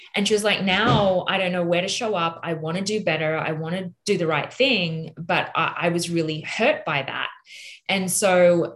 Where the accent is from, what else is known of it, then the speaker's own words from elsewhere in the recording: Australia; accent: Australian; in my Australian accent